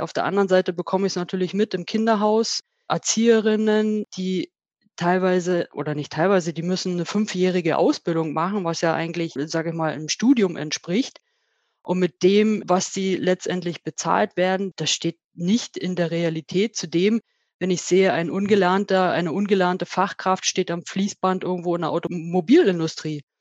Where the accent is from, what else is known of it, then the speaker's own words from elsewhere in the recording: Spreewald, Brandenburg, Germany; moved away as an adult; now in Vöhringen, Germany; Ich bin gebürtig aus dem Spreewald, habe da meine Kindheit und Jugend verbracht, bin dort zur Lehre gegangen